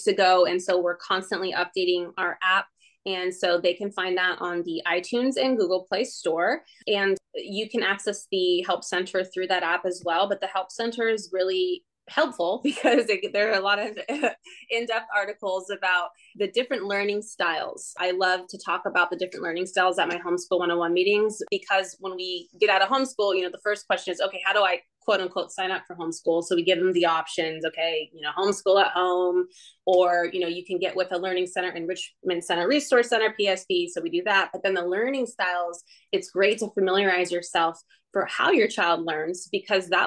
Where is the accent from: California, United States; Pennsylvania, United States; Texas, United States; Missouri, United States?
California, United States; I'm a Californian